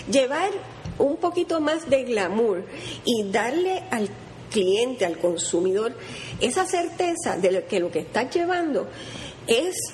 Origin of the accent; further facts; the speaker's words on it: Puerto Rico; miren no, nosotros somos caribeños a mí me encantan los plátanos maduros. Yo no puedo. Las alcapulas